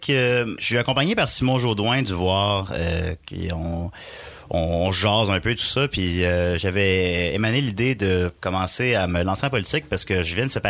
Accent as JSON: {"language": "French", "town": "Portneuf", "region": "Quebec", "country": "Canada", "said": "Moi, je viens"}